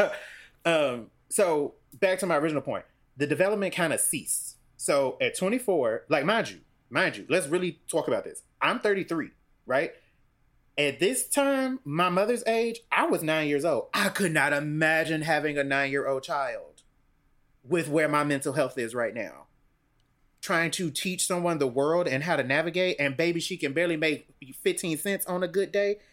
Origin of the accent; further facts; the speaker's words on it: Cincinnati, Ohio, United States; I grew up in Cincinnati, Ohio